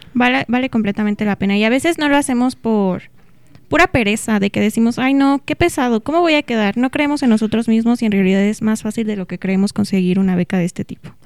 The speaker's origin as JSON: {"language": "Spanish", "town": "Pachuca", "region": "Hidalgo", "country": "Mexico", "moved": "as an adult", "lives_now": "Celaya, Mexico", "said": "yo originalmente soy de Pachuca Hidalgo"}